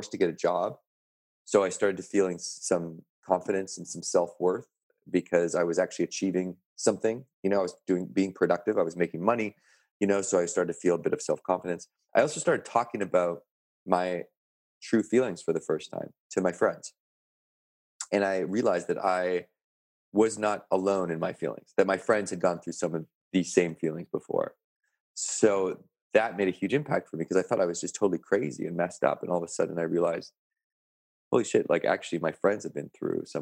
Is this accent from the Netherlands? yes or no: no; Canada; I had the scholarship to university in my hometown. I had made the national rugby team, and this was in sort of the epicenter of rugby Canada on the West Coast